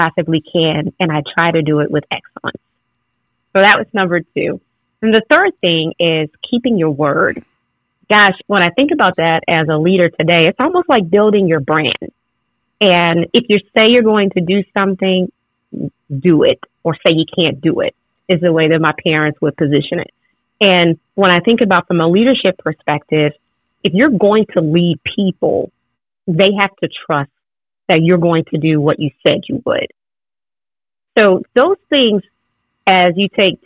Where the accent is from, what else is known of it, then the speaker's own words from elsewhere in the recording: Louisiana, United States; I grew up in Louisiana